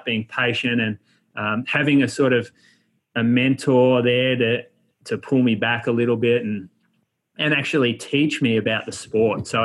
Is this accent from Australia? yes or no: yes; Australia; also born or lived in Chico, California; being an Australian on campus in a college town